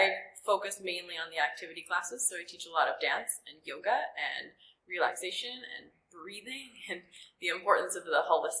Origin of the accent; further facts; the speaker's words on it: Red Deer, Alberta, Canada; also born or lived in Edmonton; I'm from Red Deer. I was born and raised in Red Deer. I went to Red Deer College, so I'm alumni here.